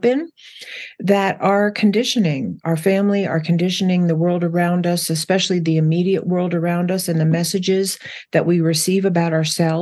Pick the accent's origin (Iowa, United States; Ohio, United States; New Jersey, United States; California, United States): New Jersey, United States; I grew up in New Jersey